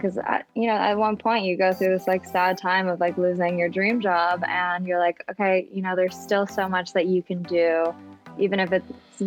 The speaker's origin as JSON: {"language": "English", "town": "San Diego", "region": "California", "country": "United States", "tie": "born or raised there", "also_born_or_lived": "Midwest / Orange County", "moved": "yes", "lives_now": "New York City, United States", "said": "I was born in the Midwest originally and then moved to San Diego when I was in first grade. So I was about 7 years old and grew up in San Diego, Southern California."}